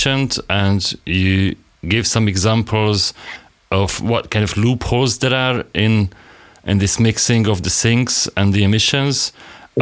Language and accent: English; Hungary; from Hungary